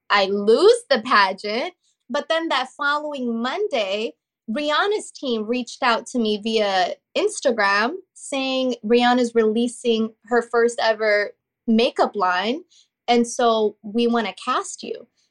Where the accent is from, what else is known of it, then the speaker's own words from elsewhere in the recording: St. Cloud, Minnesota, United States; also born or lived in Kenya; she quickly relocated us to Saint Cloud, Minnesota